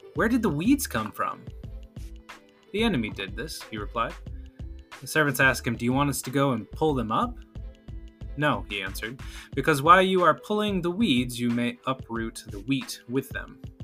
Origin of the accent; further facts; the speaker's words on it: the Great Lakes region in the Midwest, United States; growing up on the Great Lakes